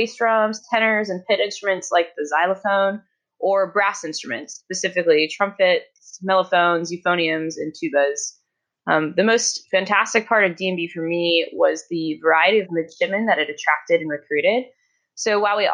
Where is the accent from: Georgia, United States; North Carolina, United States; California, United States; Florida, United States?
Georgia, United States; Norcross; moved away as an adult; I'm from Norcross, Georgia, originally, right outside Atlanta.